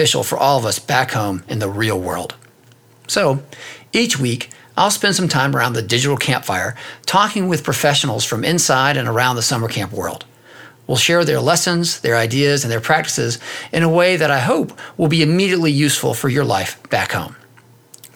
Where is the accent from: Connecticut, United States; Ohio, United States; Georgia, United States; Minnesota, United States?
Georgia, United States; Athens; Kat and I grew up together in Athens, Georgia